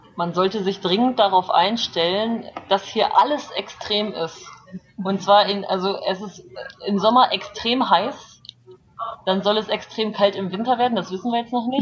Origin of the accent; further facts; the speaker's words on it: Germany; moved away as an adult; now in South Korea; als Deutscher ohne Visum einfach einreisen kann